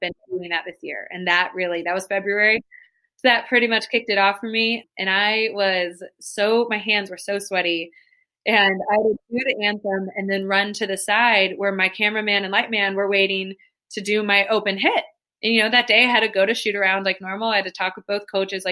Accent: Midwest, United States; moved away; also born or lived in Georgia; I'm a Midwesterner. I came down to the South

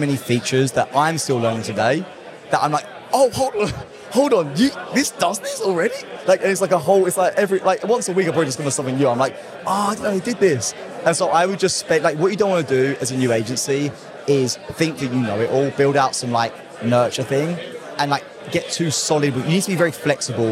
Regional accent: England, United Kingdom; accent: British; I'm from England

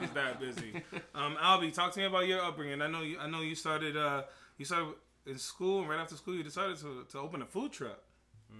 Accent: Boston, Massachusetts, United States; As a young man growing up in Boston, I want to say we're all born and raised in Boston.

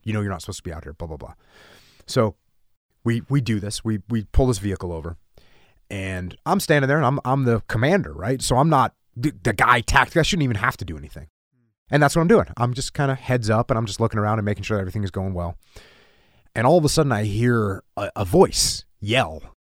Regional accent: United States; as an American servicemen that served overseas

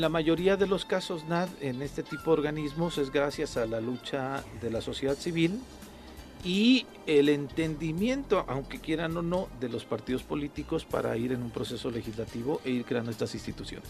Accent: Mexico; idiosincrasia como mexicanos

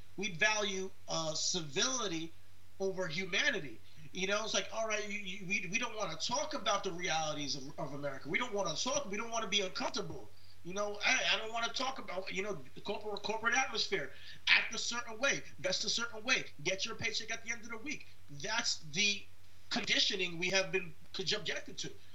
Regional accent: United States; as an American

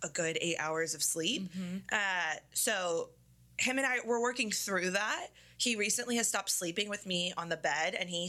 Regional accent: Northern Virginia, United States; We grew up in Northern Virginia

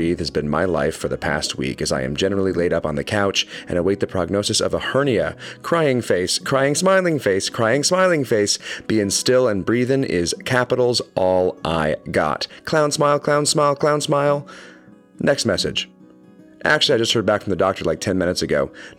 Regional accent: Dallas, Texas, United States; my hometown of Dallas, Texas

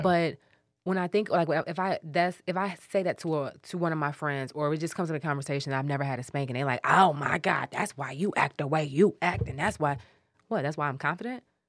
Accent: Detroit, Michigan, United States; we grew up on Mitchell

